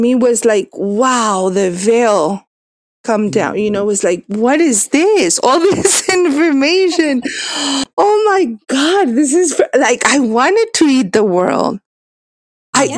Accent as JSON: {"language": "English", "region": "Mexico City", "country": "Mexico", "tie": "born or raised there", "also_born_or_lived": "United States", "moved": "yes", "said": "I am Mexican. I was born in Mexico City"}